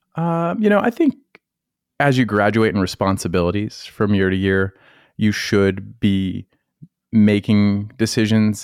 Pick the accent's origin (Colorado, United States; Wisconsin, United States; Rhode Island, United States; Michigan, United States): Colorado, United States; now in North Carolina, United States; I'm from Colorado. I was nowhere near, near the ocean